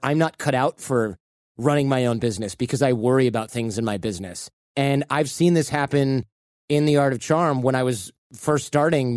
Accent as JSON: {"language": "English", "region": "Michigan", "country": "United States", "tie": "born or raised there", "moved": "yes", "lives_now": "California, United States", "said": "I grew up in Michigan"}